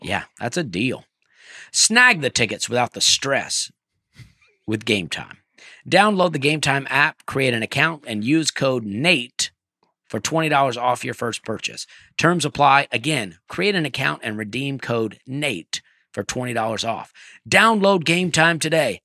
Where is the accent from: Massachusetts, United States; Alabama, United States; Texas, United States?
Alabama, United States; I'm from Alabama